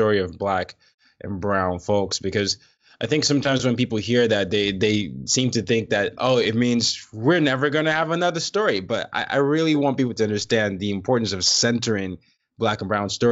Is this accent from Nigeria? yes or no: yes; Nigeria; now in New York, United States; I'm Nigerian